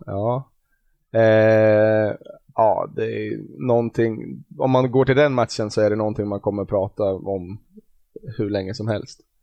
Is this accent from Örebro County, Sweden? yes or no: yes; Glanshammar, Örebro County, Sweden; jag har väl spelat lite fotboll när jag var ung i Glanshammar utanför